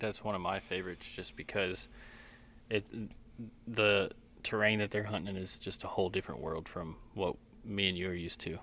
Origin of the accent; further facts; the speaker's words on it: Collin County, Texas, United States; I grew up in Collin County